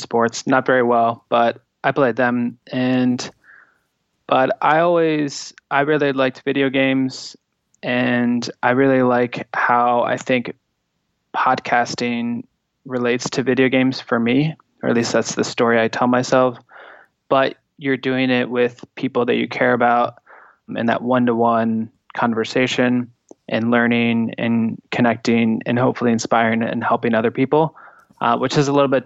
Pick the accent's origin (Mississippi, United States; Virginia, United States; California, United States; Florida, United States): Virginia, United States; Great Falls; I grew up outside of Washington, D.C. in a small town called Great Falls, Virginia.